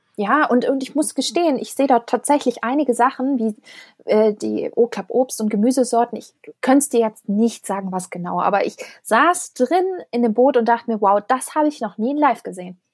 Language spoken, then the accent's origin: German; Germany; als Europäer, als, als Deutscher